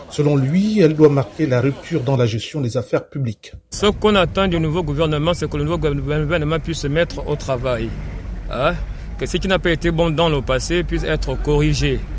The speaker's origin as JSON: {"language": "French", "country": "Gabon", "said": "Nous aussi, nous sommes des Gabonais. Hein? Je suis Gabonais 100% de père et de mère."}